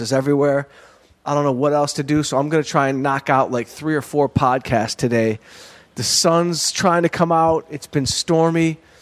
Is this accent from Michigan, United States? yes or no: yes; Detroit, Michigan, United States; now in Los Angeles, United States; I'm a dummy from Detroit